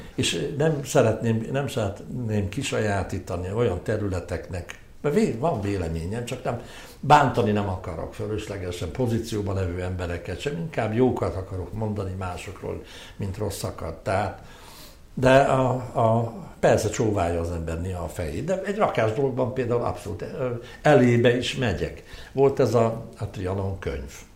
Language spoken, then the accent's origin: Hungarian; Hungary; én egy híg, híg magyar vagyok